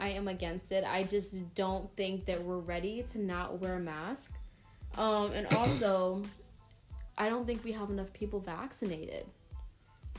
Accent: Trinidad & Tobago; My nationality, I'm Trinidadian

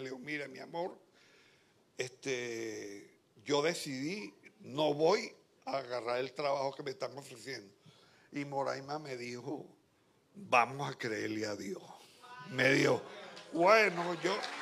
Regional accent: Barquisimeto, Lara, Venezuela; moved away as an adult; now in Santo Domingo, Dominican Republic; yo soy de Barquisimeto, una ciudad grande

